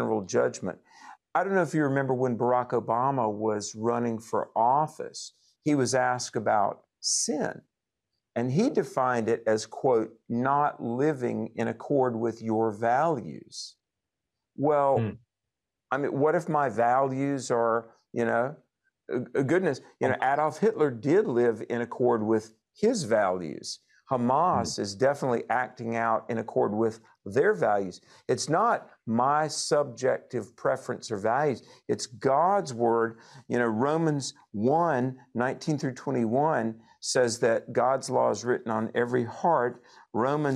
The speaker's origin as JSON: {"language": "English", "region": "North Carolina", "country": "United States", "said": "my home state of North Carolina, where I'm in North Carolina as we do this broadcast"}